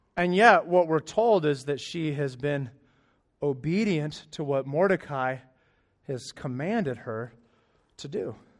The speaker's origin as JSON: {"language": "English", "region": "Arizona", "country": "United States", "moved": "yes", "said": "I'm from Arizona"}